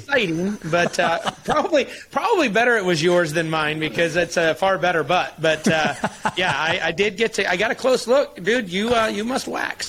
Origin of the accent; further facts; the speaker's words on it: Michigan, United States; I grew up in Michigan